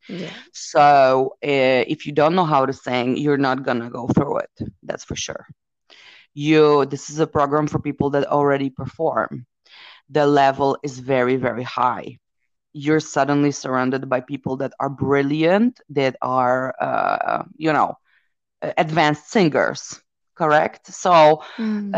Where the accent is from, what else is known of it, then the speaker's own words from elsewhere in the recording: Poland; my origins, I come from Poland